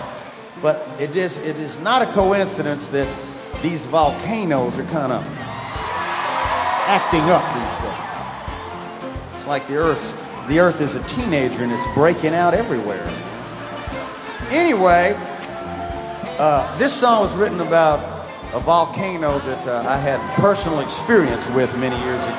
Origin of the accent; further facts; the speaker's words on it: Mobile, Alabama, United States; moved away; also born or lived in Key West; my hometown of Mobile, Alabama